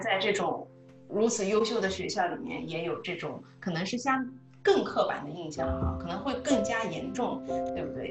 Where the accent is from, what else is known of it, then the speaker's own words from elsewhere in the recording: China; moved away; 那个时候我们在国内读高中